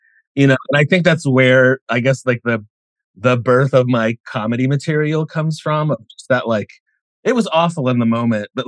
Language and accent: English; Indiana, United States; moved away as an adult; now in Los Angeles, United States; I grew up in a really small town in Indiana